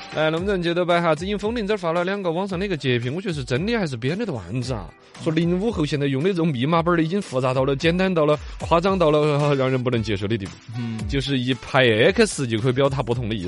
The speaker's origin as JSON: {"language": "Chinese", "town": "Chengdu", "region": "Sichuan", "country": "China", "said": "我们成都人"}